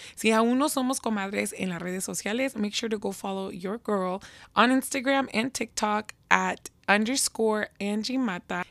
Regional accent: Seattle, Washington, United States; your girl was born and raised in Seattle, Washington.

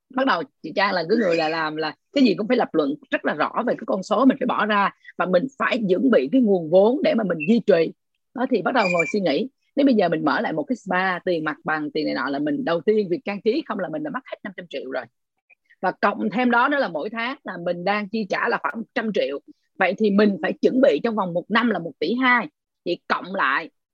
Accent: Ho Chi Minh City, Vietnam; còn chị là sài gòn

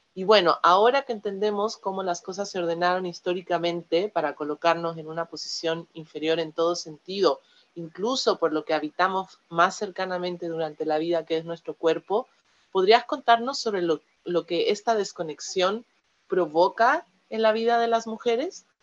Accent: Mexico; moved away

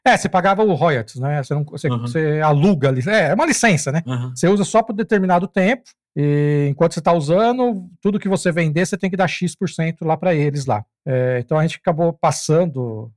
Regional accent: São Paulo, Brazil; moved away; morava, nasci em São Paulo, morava lá

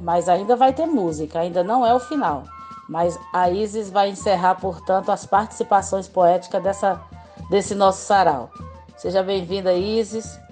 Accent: Limoeiro do Norte, Ceará, Brazil; de Limoeiro do Norte, minha terra natal

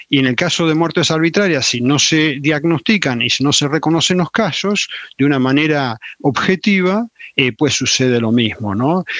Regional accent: Salta, Argentina; moved away; also born or lived in Chile / La Plata, Argentina / Buenos Aires, Argentina; me crié en Salta, por esa razón, o pasé una buena parte o la mejor parte de mi infancia en Salta

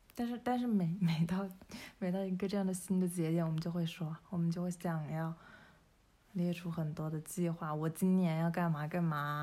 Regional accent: China; 我们中国人一直从小到大，从出生以来

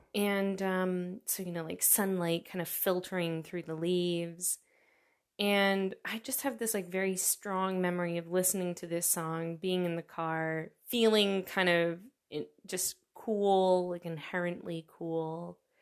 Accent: New York, United States; moved away as an adult; now in Germany; I'm from New York," and I have to very quickly follow it up with, "Not the city, the state

